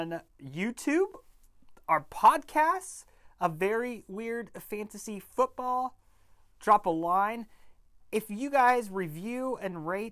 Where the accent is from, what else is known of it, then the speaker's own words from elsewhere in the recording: California, United States; now in Missouri, United States; I'm from California. I'm a skateboarding, surfing type of dude. I come to Missouri.